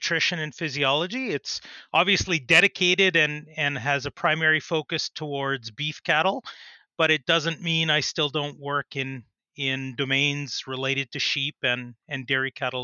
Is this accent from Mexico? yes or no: no; Saskatoon, Saskatchewan, Canada; also born or lived in Edmonton, Alberta; I grew up in the Saskatoon area.